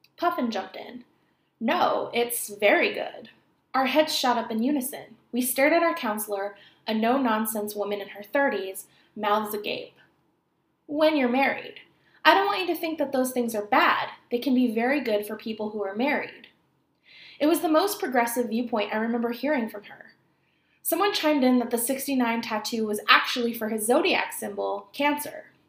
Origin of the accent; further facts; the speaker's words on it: California, United States; Growing up in California, in a place where it doesn't snow regularly